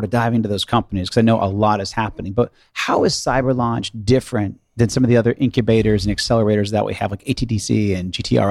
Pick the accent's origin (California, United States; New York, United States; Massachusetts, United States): Massachusetts, United States; Boston; I'm from Boston originally as well.